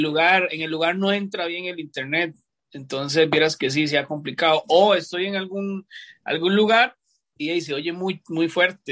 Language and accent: Spanish; San José, Costa Rica; Yo me crié en Atillo 7